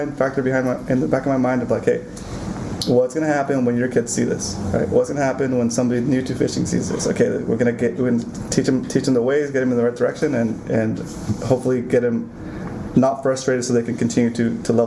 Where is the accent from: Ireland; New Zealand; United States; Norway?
United States; Ventura County, California; now in San Diego, United States; I grew up in Ventura County